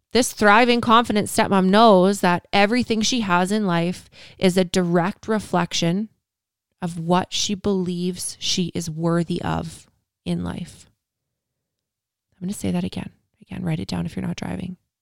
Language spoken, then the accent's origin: English; Canada; I'm Canadian